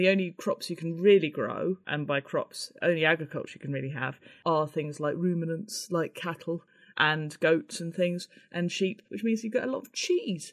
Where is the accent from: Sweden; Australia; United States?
Australia; moved away; I grew up in Australia